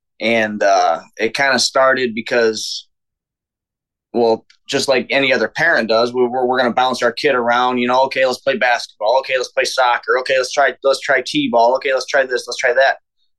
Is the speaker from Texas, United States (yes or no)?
yes; Houston, Texas, United States; born there; I was born in Harris County, Texas, Houston.